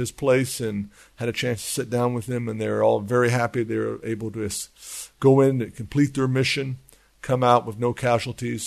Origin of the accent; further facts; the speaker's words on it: United States; moved away as an adult; now in Israel; me being an American, coming over here and bringing my whole family over.